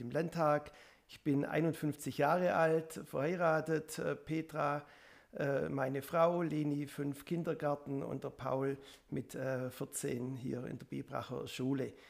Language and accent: German; Ummendorf, Baden-Württemberg, Germany; Ich komme aus Ummendorf